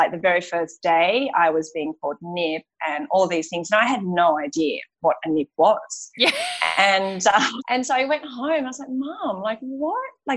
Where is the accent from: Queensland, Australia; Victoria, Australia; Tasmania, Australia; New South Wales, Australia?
Tasmania, Australia; moved away as an adult; also born or lived in London, United Kingdom; now in Bali, Indonesia; my mum took me back to Tasmania. So I grew up in Tasmania for the rest of my life until I was 18